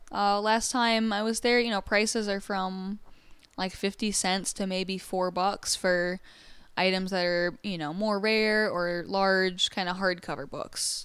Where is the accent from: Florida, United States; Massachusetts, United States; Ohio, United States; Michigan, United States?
Michigan, United States; I'm from Michigan